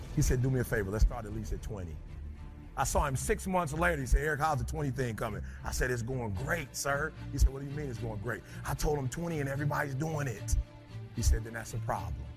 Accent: Detroit, Michigan, United States; I'm from Detroit, high school dropout

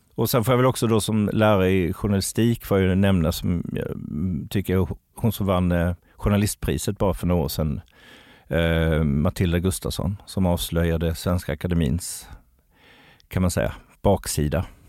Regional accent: Kalmar County, Sweden; moved away; jag är ju från Öland ursprungligen så att kroppkaka har liksom blivit en del av min uppväxt

